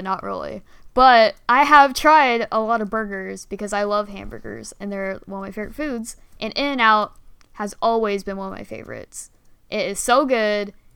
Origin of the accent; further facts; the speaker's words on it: Bay Area, California, United States; also born or lived in San Diego; I moved so to the Bay Area when I was like in kindergarten